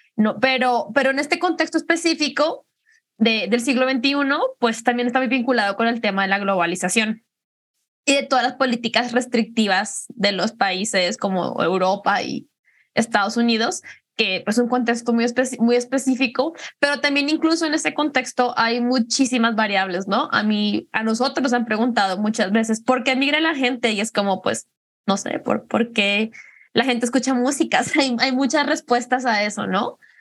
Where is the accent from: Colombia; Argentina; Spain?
Colombia; moved away as an adult; now in Guadalajara, Mexico; soy colombiana, llevo en Guadalajara unos siete años ya. Vine, vine a estudiar